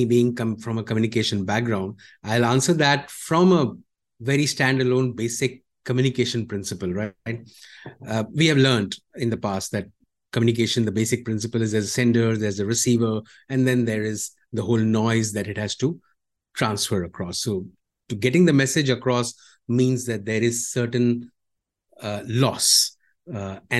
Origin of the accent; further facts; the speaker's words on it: India; now in Malaysia; I am from India